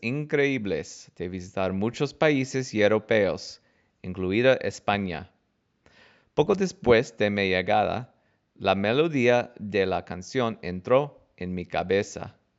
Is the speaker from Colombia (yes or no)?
no; United States; fue la primera vez que salí de Estados Unidos